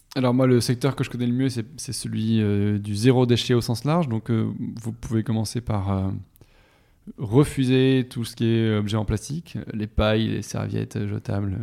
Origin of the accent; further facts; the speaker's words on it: Toulouse, Occitania, France; moved away as an adult; also born or lived in Paris; je suis de Toulouse à l'origine, je suis toulousain, j'ai passé 20 ans